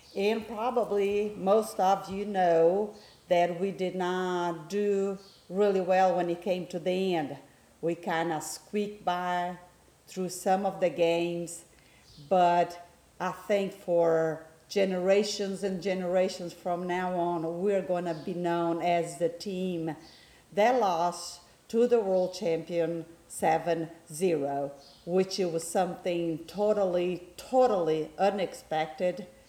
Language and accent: English; Brazil; now in United States; although I do live in the States, my hometown is Brazil, and which is that's where we are right now, spending Christmas with my family